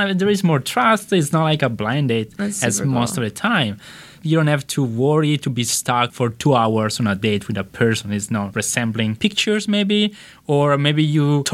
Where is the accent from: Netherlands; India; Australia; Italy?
Italy; accent: Italian; English is a second language; now in Los Angeles, United States; from Italy, as you can tell from my accent